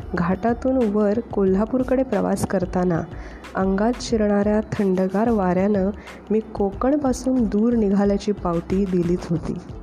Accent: Konkan, India; moved away as an adult; now in Kolhapur, India; मी मूळची कोकणची

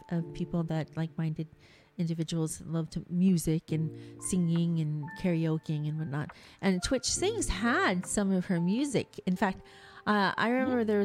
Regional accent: California, United States; I was born and raised here in California in the United States

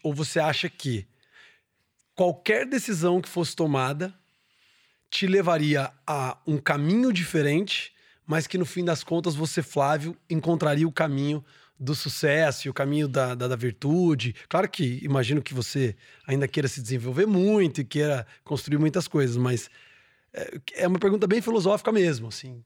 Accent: Londrina, Paraná, Brazil; eu fui um cara que saí de Londrina, né? Fui fazer faculdade fora, fui me desenvolver e, por alguma razão, eu voltei

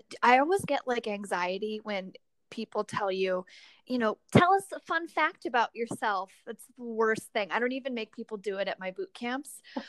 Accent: Murrieta, California, United States; now in Los Angeles, United States; I live on the west side right now, but I'm originally from Murrieta, Temecula area, which is basically like the Midwest of Southern California, not directionally, but like vibe-ish.

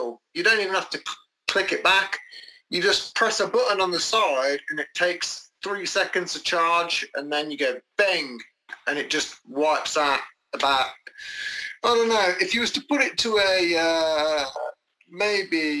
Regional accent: England, United Kingdom; As English people

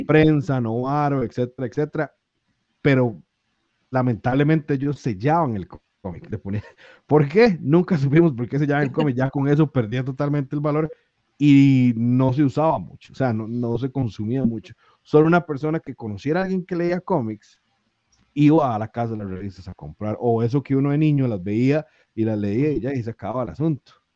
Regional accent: Costa Rica; nosotros en Costa Rica

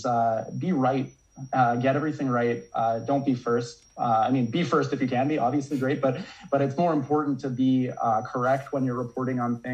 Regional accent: Calgary, Alberta, Canada; also born or lived in Prince George, British Columbia / Saskatchewan; here in my city, my hometown of Calgary, Alberta

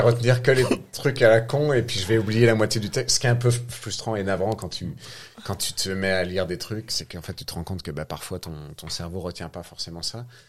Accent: France; On est des Français qui vivent en France

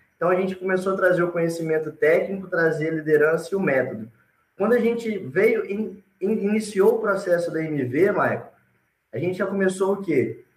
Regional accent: Alegre, Espírito Santo, Brazil; also born or lived in Vitória; Eu sou natural de Alegre, do Alegre, do interior do Espírito Santo.

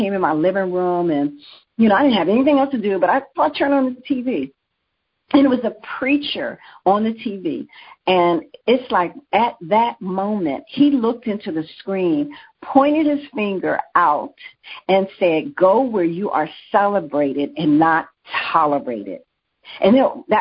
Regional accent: United States; As an American

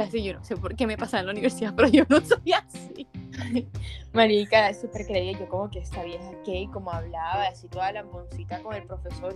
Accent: Barranquilla, Atlántico, Colombia; moved away as an adult; also born or lived in Bogotá; now in Medellín, Colombia; soy de Barranquilla, vivo en Medellín, estudio en Bogotá

